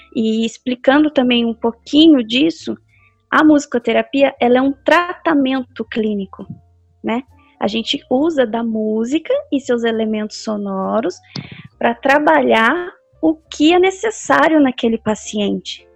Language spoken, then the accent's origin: Portuguese; Pindamonhangaba, São Paulo, Brazil; eu sou de Pindamonhangaba, né, como a Isabela falou. Eu nasci aqui, cresci aqui, sempre acho que vou morrer aqui